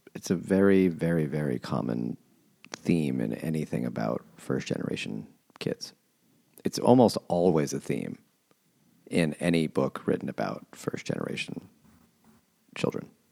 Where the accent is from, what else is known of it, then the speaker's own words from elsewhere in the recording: New York City, New York, United States; growing up in Queens, where it was way more relevant